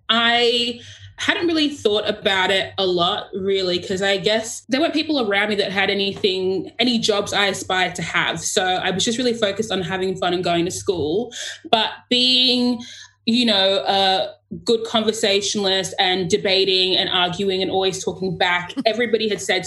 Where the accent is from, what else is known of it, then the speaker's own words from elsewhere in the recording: Sydney, New South Wales, Australia; I am born and raised in Sydney, but I am from Ghana, which is in west of Africa.